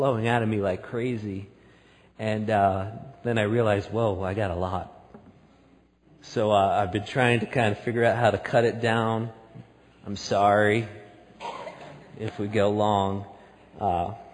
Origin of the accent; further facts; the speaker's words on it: outside of New York City, United States; now in Salt Lake City, United States; I grew up outside of New York City.